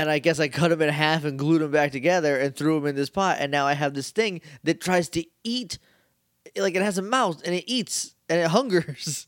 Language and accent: English; New England, United States; We're from New England. It's just how it sounds up there.